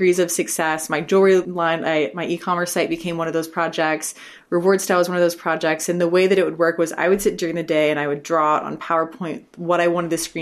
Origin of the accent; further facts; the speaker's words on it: Texas, United States; from Texas